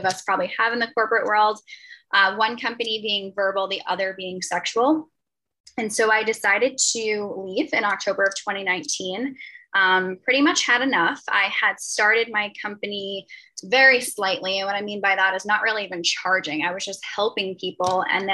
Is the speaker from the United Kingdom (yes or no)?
no; a county right outside New York City, United States; I'm from a county right outside the city